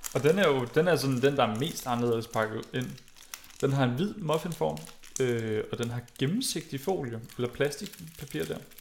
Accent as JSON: {"language": "Danish", "town": "Greve", "region": "Zealand", "country": "Denmark", "tie": "born or raised there", "said": "jeg er vokset op i Greve"}